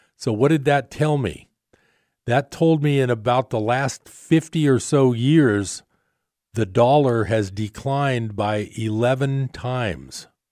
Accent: East Bay, California, United States; we came from the East Bay

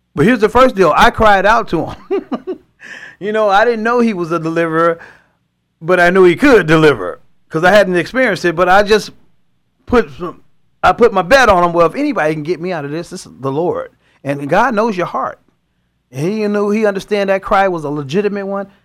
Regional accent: Chicago, Illinois, United States; moved away as an adult; now in California, United States; I grew up in Chicago, in the inner cities of Chicago

